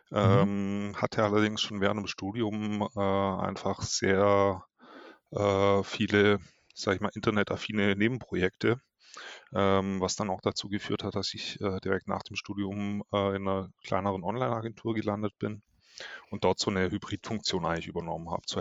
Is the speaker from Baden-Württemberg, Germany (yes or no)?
yes; Ravensburg, Baden-Württemberg, Germany; now in Hamburg, Germany; Ähm, aus Ravensburg